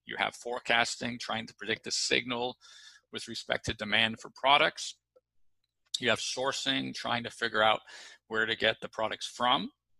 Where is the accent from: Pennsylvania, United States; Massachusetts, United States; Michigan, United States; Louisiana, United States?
Massachusetts, United States; Boston; also born or lived in New York / Los Angeles / Chicago / London; And I was from Boston, you know, at that time, or up until that time, I'd lived in New York, LA, Chicago, London, and Miami.